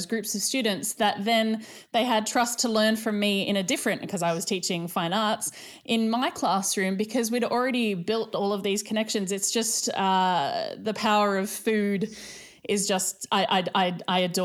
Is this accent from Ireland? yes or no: no; Sunshine Coast, Queensland, Australia; moved away as an adult; now in Sydney, Australia; when I moved from the Sunshine Coast to Sydney